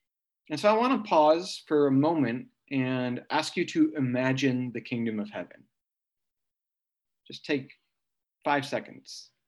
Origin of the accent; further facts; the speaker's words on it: Midwest, United States; also born or lived in East Coast / South; now in California, United States; And so I am a Midwesterner, turned East Coaster, turned Southerner, and now a Californian.